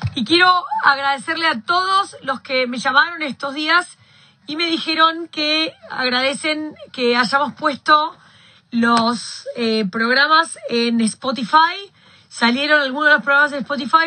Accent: Argentina; yo soy argentina

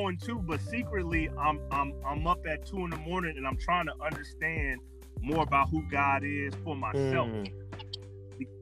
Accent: Denver, Colorado, United States; I was later expelled from Montbello High School

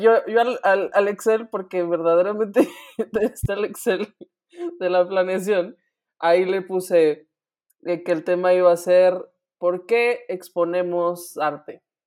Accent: Mexico; como mexicanos

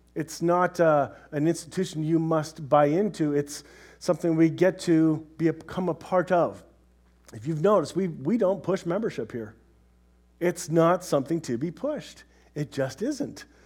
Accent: Canada; we're Canadian

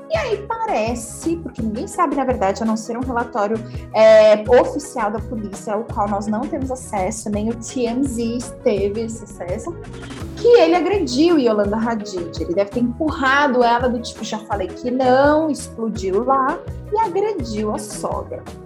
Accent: Brazil; a gente, como brasileiro

